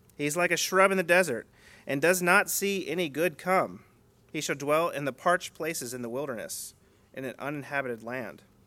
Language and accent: English; United States; the culture we grew up in here in America.